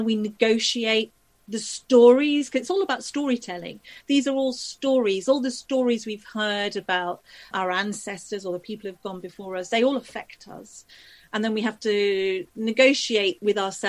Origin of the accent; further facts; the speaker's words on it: Leeds, Yorkshire and the Humber, United Kingdom; also born or lived in Liverpool / Isle of Man; I grew up in Leeds, you know, I come from a working class family in Leeds